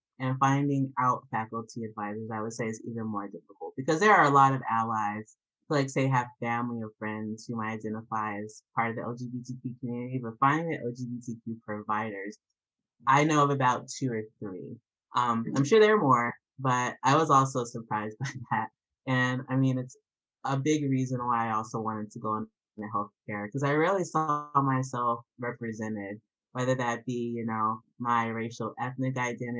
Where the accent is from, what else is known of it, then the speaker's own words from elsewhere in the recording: Atlanta, Georgia, United States; also born or lived in North Carolina / Wisconsin / Canada / Albany; Oh, no, I'm from Atlanta, Georgia originally. Atlanta to North Carolina to Wisconsin, then to Canada, then to Albany. So I've, like, bounced all over.